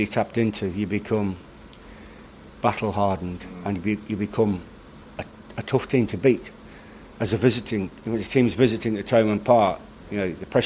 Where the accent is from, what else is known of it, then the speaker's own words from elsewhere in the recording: England, United Kingdom; now in Ireland; I'm English